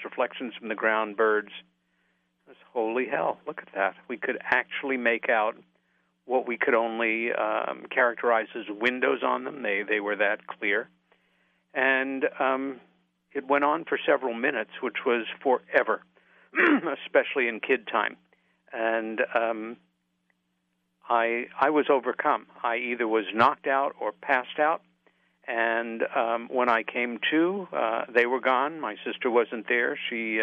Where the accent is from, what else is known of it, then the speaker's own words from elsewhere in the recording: Long Island, New York, United States; the house that we grew up in on Long Island, about 30 miles east of New York City.